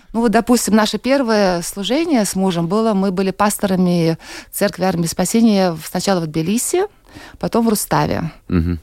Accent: Saint Petersburg, Russia; moved away as an adult; now in Latvia; я из России, угу. родилась, выросла в Санкт-Петербурге. Вот в Латвии три года сейчас мы с мужем живем

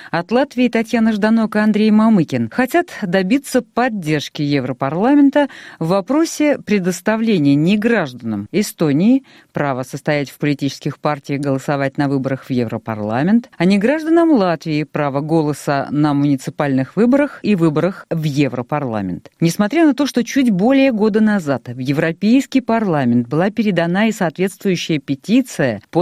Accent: Ukraine; мы ну, с Украины, да. мы Украина, Россия, друзья.

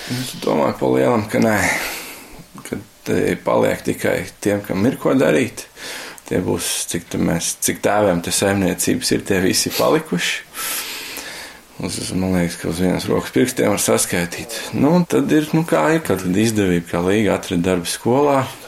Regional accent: Latvia; mēs augām pie Olmas

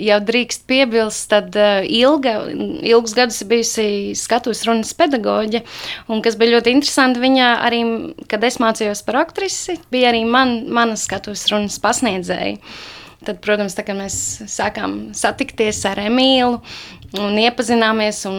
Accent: Cēsis, Vidzeme, Latvia; now in Liepāja, Latvia; Jā, esmu vidzemniece, bet nu jau jāsaka, jūtos kā kurzemniece.

